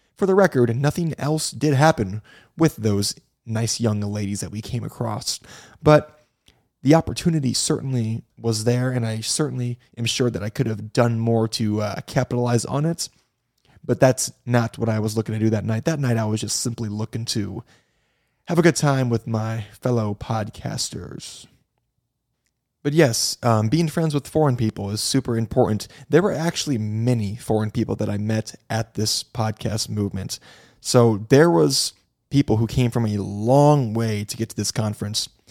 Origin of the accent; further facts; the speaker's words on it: Midwest, United States; now in Florida, United States; I'm from the Midwest. I live in Florida now